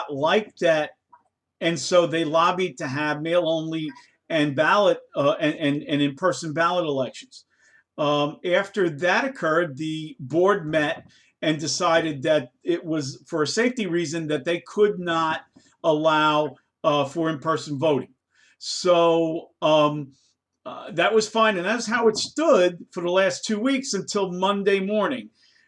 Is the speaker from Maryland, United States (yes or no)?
yes; Maryland, United States; I'm from Maryland. I live in the great state of Maryland. I've been living here since 2001.